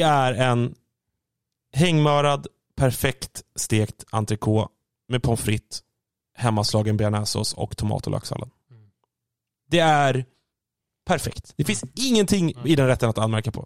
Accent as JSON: {"language": "Swedish", "town": "Stockholm", "region": "Stockholm County", "country": "Sweden", "said": "som stockholmare själv"}